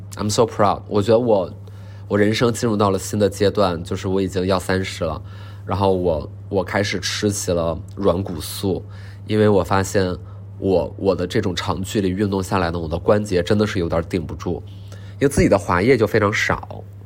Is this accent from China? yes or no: yes; Northeast China, China; 我们东北人叫大服务员儿